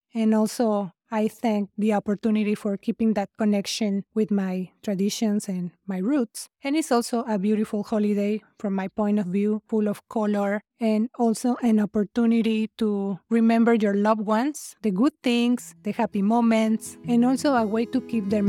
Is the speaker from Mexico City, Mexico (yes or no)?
yes; Mexico City, Mexico; moved away as an adult; now in Las Vegas, United States; I grew up in Mexico City. I moved from there to Nevada 23 years ago.